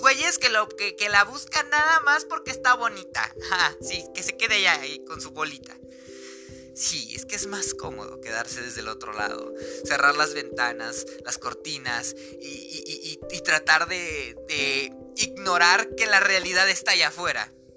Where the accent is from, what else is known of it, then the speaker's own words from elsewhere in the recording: Mexico; soy mexicano